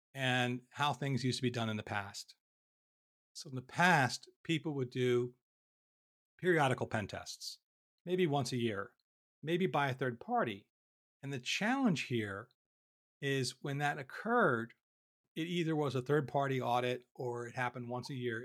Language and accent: English; Philadelphia, Pennsylvania, United States; I'm from Philadelphia